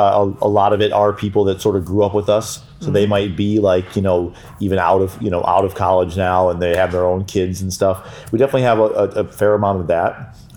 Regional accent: Detroit, Michigan, United States; now in Los Angeles, United States; For me, Detroit, because I'm from there.

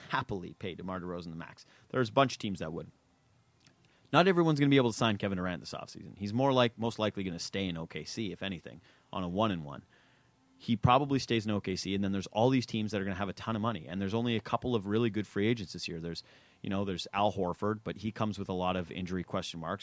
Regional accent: Canada; as a Canadian

